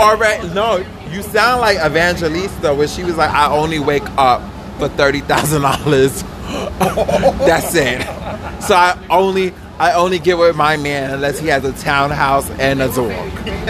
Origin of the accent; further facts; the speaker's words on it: United States; I'm American.